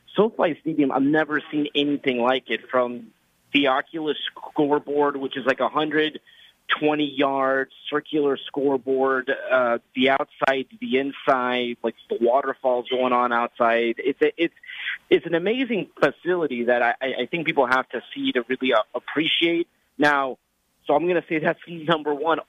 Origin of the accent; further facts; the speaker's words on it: Los Angeles, California, United States; I'm from Los Angeles where for 21 years we didn't have a team